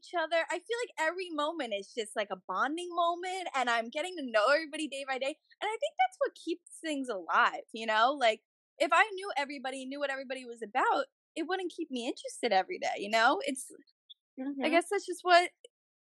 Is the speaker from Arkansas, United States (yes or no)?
no; New Jersey, United States; I'm usually from North Jersey